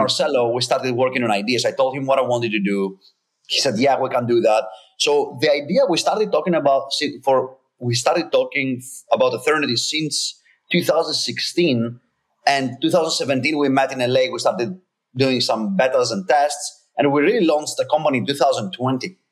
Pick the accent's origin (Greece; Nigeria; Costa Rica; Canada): Greece; English is a second language; now in United States; I'm, I'm from Greece originally. Um, I live in the US.